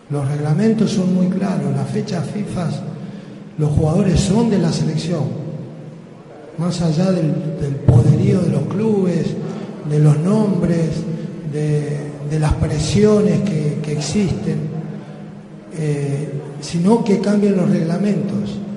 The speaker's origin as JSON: {"language": "Spanish", "country": "Colombia", "said": "Eh, yo soy de Colombia."}